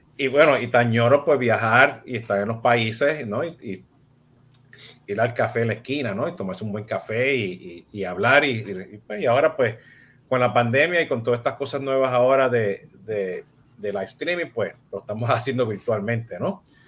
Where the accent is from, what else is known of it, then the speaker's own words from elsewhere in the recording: Puerto Rico; yo soy, yo soy boricua